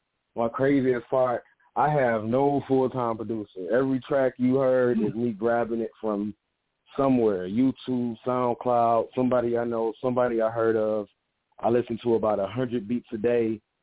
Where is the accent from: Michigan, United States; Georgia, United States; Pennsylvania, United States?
Michigan, United States; Detroit; I'm from Detroit, so you know … is in my top five.